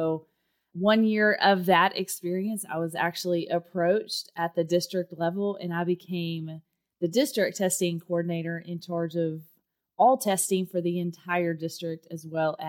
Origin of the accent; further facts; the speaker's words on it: Texas, United States; accent: Texas; Well, Derek, if you can't tell by my accent, I was born and raised in Texas, and yes, I do own cowboy boots and a cowboy hat